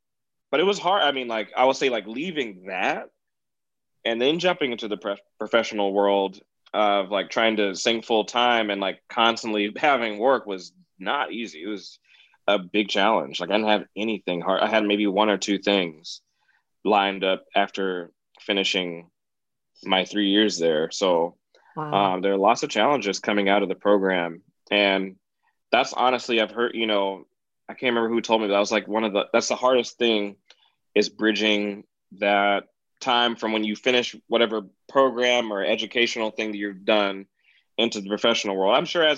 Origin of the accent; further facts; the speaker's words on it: Wheaton, Illinois, United States; like I'm from Wheaton, like what's up, y'all